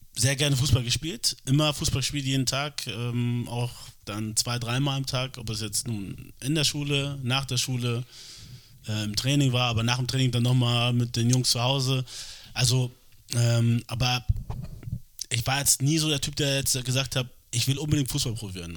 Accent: Hamburg, Germany; ich, obwohl ich hier geboren bin, aufgewachsen bin äh, und Deutsch natürlich die Sprache ist, die ich am besten spreche

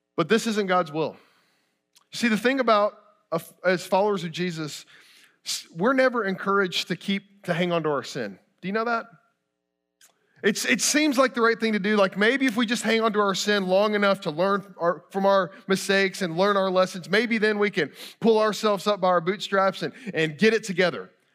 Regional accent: Kentucky, United States; moved away; I grew up in Kentucky, I bleed blue, go Cats

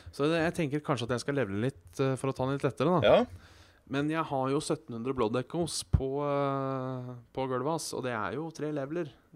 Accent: Hønefoss, Buskerud, Norway; jeg kommer fra Hønefoss

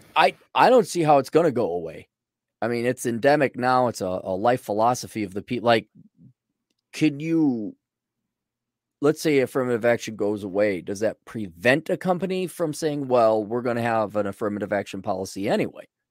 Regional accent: Milwaukee, Wisconsin, United States; growing up in Milwaukee

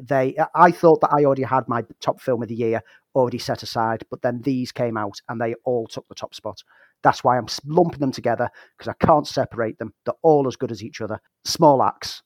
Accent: Liverpool, North West England, United Kingdom; I was born in Liverpool

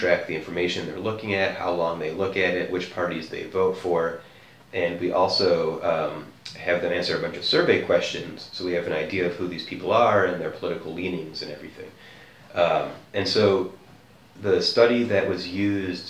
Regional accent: United States; as an American

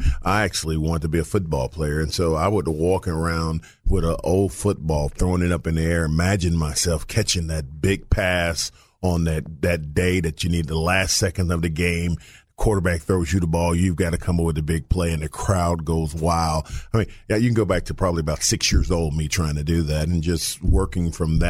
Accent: Little Rock, Arkansas, United States; No, I grew up in Elbow off Chester and then High Street. So I was

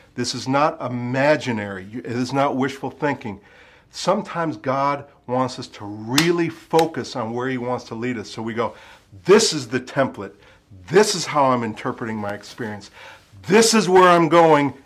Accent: United States; now in Ashford, United Kingdom; I'm an American

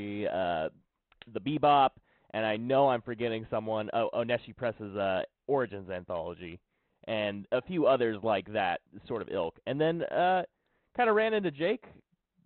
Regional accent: Oklahoma, United States; I'm an artist from Oklahoma

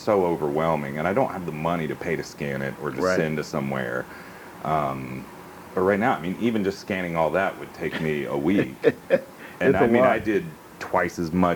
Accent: Hoover, Alabama, United States; From Birmingham. I grew up in Hoover. For people who aren't from Alabama, Hoover's a suburb

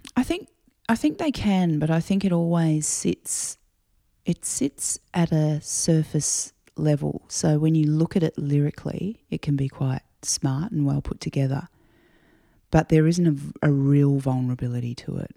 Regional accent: Adelaide, South Australia, Australia; growing up in Adelaide

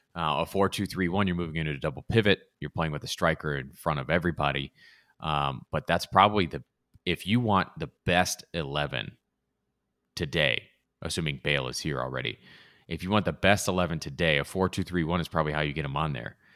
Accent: Southern California, United States; also born or lived in Provo, Utah; I grew up in Southern California, watched plenty of U S C growing up

